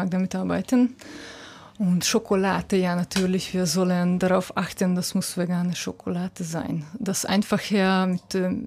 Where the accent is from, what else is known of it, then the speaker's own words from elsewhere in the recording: Budapest, Hungary; German is a second language; Ja äh, ich komme aus Budapest.